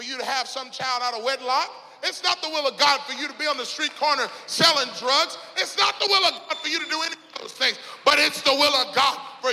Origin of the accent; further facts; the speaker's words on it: Mississippi, United States; now in Little Rock, United States; I'm from Mississippi. I live in Little Rock now, but, you know, Southern boys